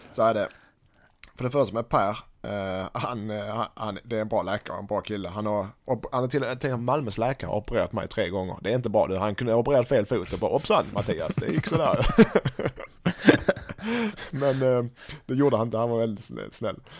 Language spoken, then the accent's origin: Swedish; Sweden; Som svensk